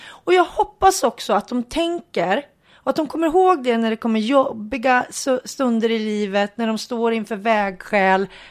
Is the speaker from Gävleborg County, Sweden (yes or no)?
yes; Hudiksvall, Gävleborg County, Sweden; hemma i Hudiksvall